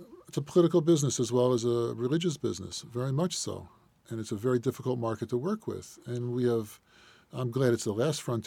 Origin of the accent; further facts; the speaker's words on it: United States; I'm an American